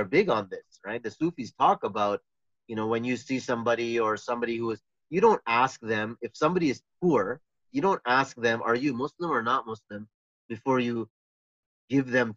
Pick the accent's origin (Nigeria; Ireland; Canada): Canada; I was living in Canada